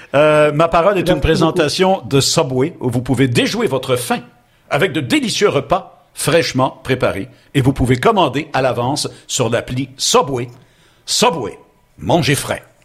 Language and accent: French; Montreal, Quebec, Canada; Je suis né à Ville-Saint-Laurent et, euh, j'ai ben, passé beaucoup de temps parce que mes, mes deux familles d'origine euh, sont de Ville-Saint-Laurent